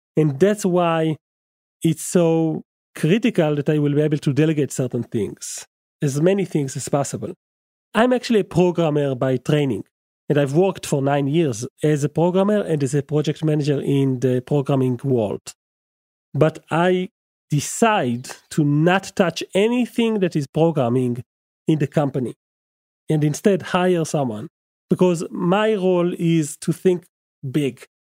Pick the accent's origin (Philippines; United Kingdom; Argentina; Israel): Israel; English is a second language; English is my second language, as you must, must have guessed. I'm from Israel